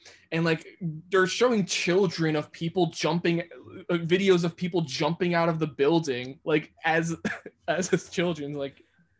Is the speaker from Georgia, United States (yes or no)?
no; New York City, New York, United States; growing up in New York City